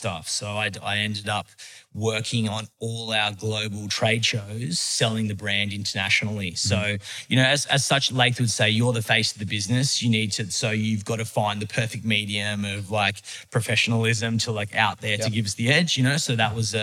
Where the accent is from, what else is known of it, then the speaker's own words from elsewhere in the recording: Epping, New South Wales, Australia; I grew up in Epping